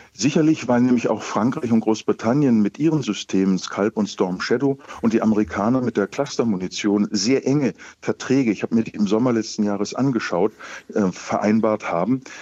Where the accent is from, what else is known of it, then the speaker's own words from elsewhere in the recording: Germany; als Deutsche